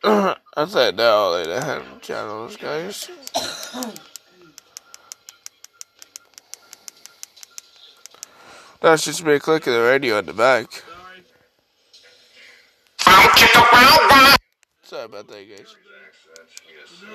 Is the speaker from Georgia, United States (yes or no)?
yes; LaGrange, Georgia, United States; I'm from LaGrange, Georgia